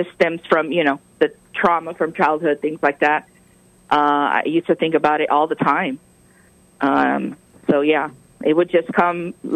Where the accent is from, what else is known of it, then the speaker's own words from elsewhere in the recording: Texas, United States; I'm from Texas, not California